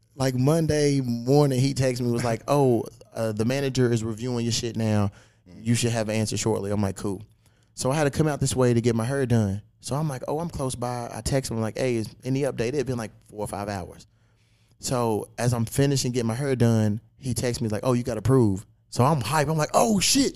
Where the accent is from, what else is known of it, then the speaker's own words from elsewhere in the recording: Louisville, Kentucky, United States; my hometown, Louisville, Kentucky